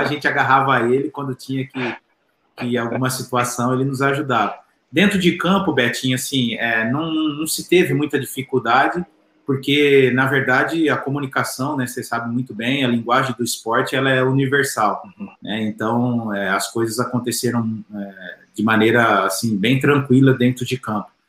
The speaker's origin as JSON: {"language": "Portuguese", "town": "Barra Bonita", "region": "São Paulo", "country": "Brazil", "said": "Eu sou do interior de São Paulo, de Barra Bonita, é uma cidade bem pequena"}